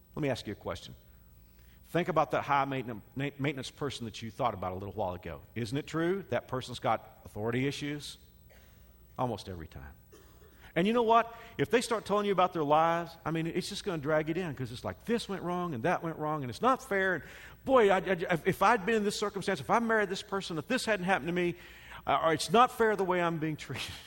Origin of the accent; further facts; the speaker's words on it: Dallas, Texas, United States; moved away; I grew up in Metroplex